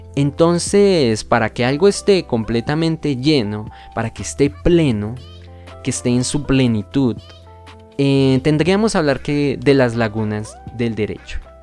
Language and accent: Spanish; Colombia; nosotros como colombianos